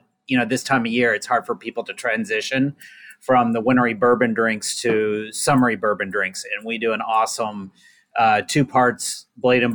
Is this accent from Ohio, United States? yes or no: no; Oklahoma, United States; I'm from the South, I'm from Oklahoma.